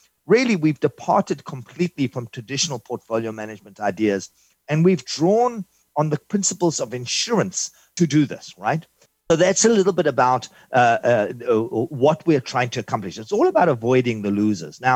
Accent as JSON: {"language": "English", "country": "South Africa", "moved": "yes", "lives_now": "New York City, United States", "said": "originally, I'm from South Africa. I immigrated in 1983."}